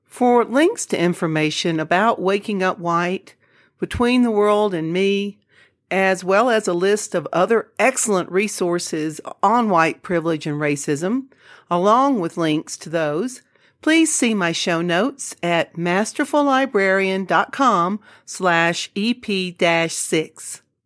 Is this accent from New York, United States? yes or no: no; Jackson, Mississippi, United States; moved away as an adult; now in New Mexico, United States; I am originally from the South. I grew up in the Deep South. I was born in Jackson, Mississippi in nineteen fifty-eight